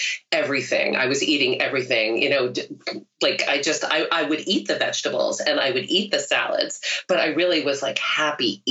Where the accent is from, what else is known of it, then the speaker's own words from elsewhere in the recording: New York City, New York, United States; also born or lived in Rockland County, New York / Michigan / Taiwan / Southeast Asia; I grew up in New York City, the Bronx, and then my parents moved to a suburb, Rockland County